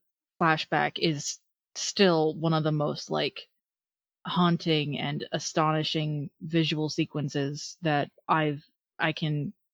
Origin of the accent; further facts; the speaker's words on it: New York, United States; I'm from central New York.